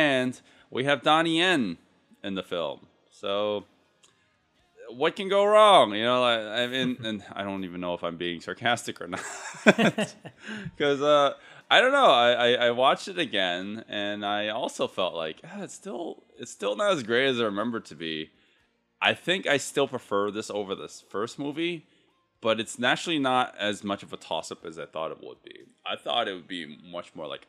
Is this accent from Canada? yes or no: no; United States; as a American-born Chinese